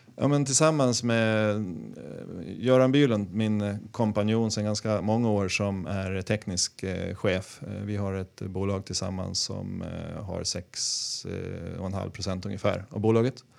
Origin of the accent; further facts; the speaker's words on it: Gotland, Sweden; Jag kommer från Gotland